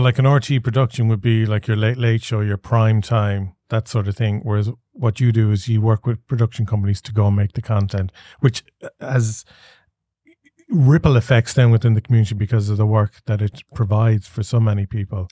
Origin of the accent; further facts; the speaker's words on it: Galway, Connacht, Ireland; I grew up in Galway City